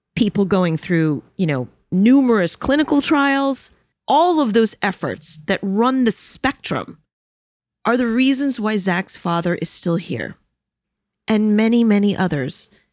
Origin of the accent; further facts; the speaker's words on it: New York City, New York, United States; I am a New Yorker